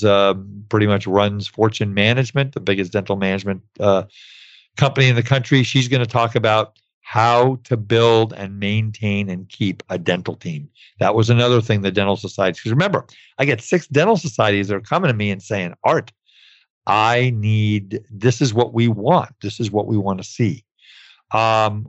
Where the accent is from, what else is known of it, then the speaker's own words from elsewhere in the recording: New York City, New York, United States; I grew up in New York City